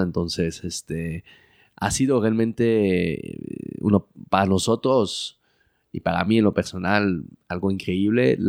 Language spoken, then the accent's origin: Spanish; Belgium; moved away as an adult; also born or lived in Mexico City, Mexico; now in Mexico; crecí en Bélgica, viví toda mi vida en Bélgica